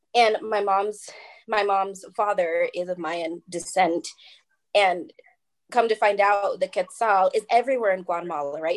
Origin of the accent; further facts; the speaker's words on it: Oregon, United States; moved away as an adult; now in Colorado, United States; I am originally from Oregon, where I met Sam, mm-hmm. and that's where my heart is